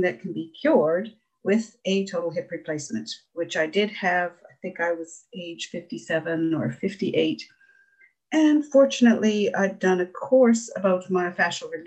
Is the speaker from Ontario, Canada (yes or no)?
yes; Ontario, Canada; also born or lived in Newfoundland; now in Norris Point, Canada; I'm originally from Ontario, but I've lived in Newfoundland for over 30 years.